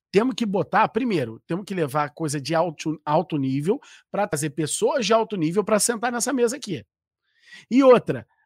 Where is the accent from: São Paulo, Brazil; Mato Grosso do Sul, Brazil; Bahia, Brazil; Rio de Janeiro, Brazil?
Rio de Janeiro, Brazil; Eu costumo dizer que isso é, é porque eu sou carioca, cara. Eu sou malandro.